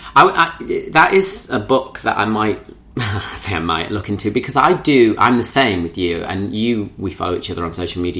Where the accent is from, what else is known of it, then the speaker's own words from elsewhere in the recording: Cleethorpes, Yorkshire and the Humber, United Kingdom; also born or lived in Grimsby; I grew up in Cleethorpes. I was born in Grimsby.